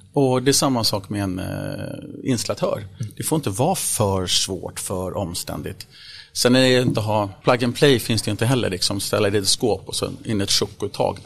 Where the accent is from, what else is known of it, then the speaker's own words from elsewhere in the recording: Vaxholm, Stockholm County, Sweden; Jag är född och uppvuxen i Vaxholm utanför Stockholm här, ute på en ö